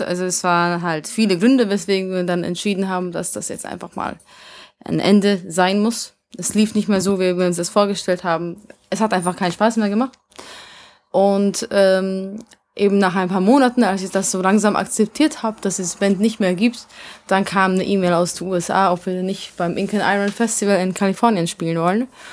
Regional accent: Vienna, Austria; first language Hungarian; German is a second language; also born or lived in Hungary; ich bin halt in Wien aufgewachsen, deswegen ist mein Ungarisch komisch

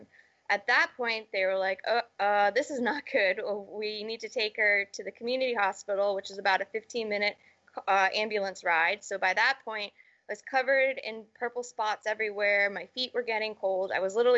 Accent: Charlton, Massachusetts, United States; also born or lived in Connecticut; I was born and raised in Massachusetts in a small little town called Charlton, Mass

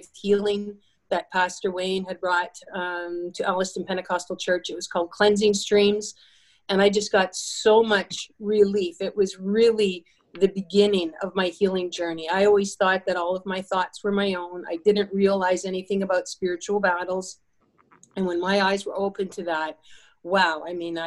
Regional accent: Canada; growing up in Canada

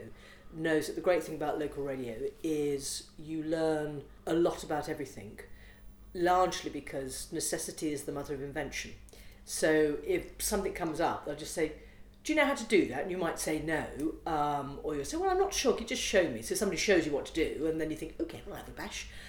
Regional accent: United Kingdom; also born or lived in Liverpool / Derbyshire; I grew up in Liverpool and Derbyshire

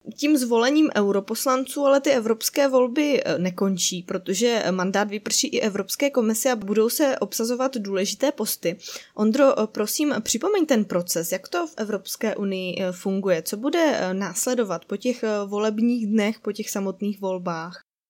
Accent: Czechia; já jako Češka

